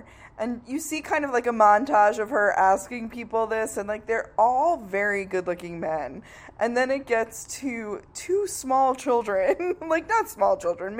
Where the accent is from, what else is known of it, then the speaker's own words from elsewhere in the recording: New York, United States; I'm from New York